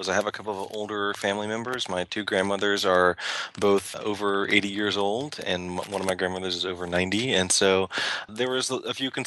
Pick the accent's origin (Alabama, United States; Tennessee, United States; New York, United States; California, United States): Tennessee, United States; now in Seattle, United States; I grew up in Tennessee.